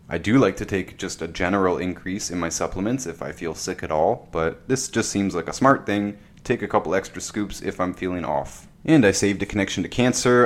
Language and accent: English; Canada; my wife lives in America, I'm Canadian